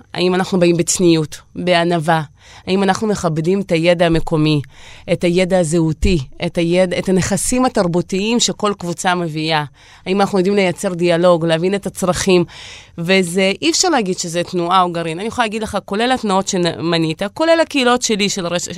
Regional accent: Beersheba, Southern District, Israel; also born or lived in Riga, Latvia; אני באר שבעית שגדלה בשכונה ד'

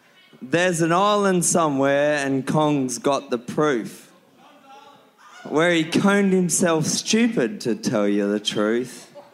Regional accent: Liverpool, North West England, United Kingdom

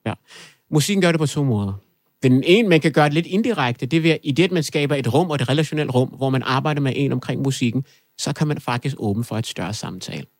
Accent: Kokkedal, Capital Region of Denmark, Denmark; also born or lived in Afghanistan; Det kvarter, jeg voksede op i i Kokkedal

